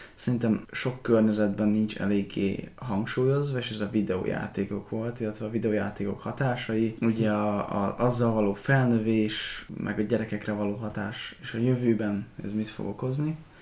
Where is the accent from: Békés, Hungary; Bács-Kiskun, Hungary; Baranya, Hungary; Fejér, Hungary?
Békés, Hungary; Békéscsaba; moved away; Békés Csabán születtem